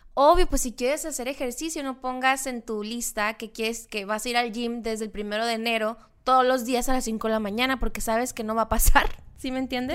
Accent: Loreto, Baja California Sur, Mexico; moved away; los que somos de allá de Loreto

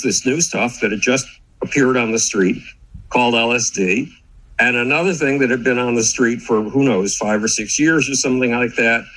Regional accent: Buffalo, New York, United States; moved away; Buffalo, New York, my hometown

